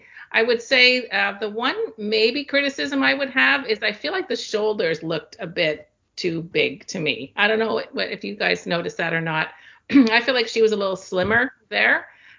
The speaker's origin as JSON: {"language": "English", "country": "Canada", "said": "I'm an author from Canada"}